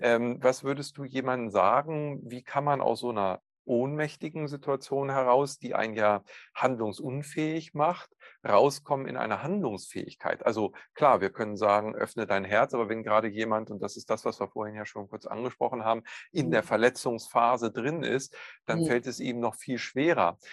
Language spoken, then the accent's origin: German; Northern Germany, Germany; bei uns in Norddeutschland